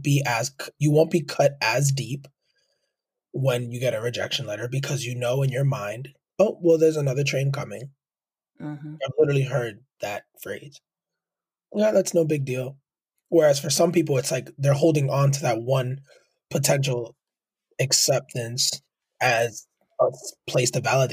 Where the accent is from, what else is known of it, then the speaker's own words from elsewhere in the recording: California, United States; Furthermore, I'm from the Bay Area and aspire to work at a big tech company.